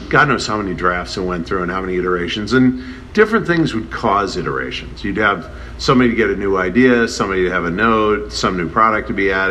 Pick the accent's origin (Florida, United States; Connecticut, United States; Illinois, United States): Illinois, United States; Chicago; I, I just based on the '85 Bears, just because I'm from Chicago.